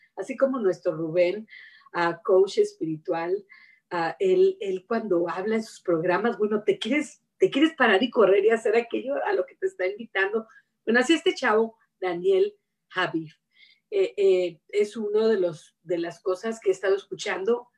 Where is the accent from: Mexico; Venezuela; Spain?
Mexico; now in United States; yo he vivido lejos de mi patria, vivo en Estados Unidos, pero me crié, ¿verdad? Y soy de México